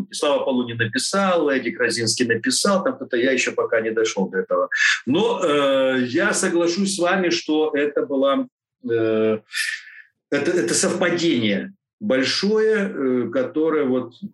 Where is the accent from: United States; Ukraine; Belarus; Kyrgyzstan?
Ukraine; Odesa, Odesa Oblast; я вот как одессит, и вот такие, такие у нас э, связи. То есть это корни, очень-очень мощная.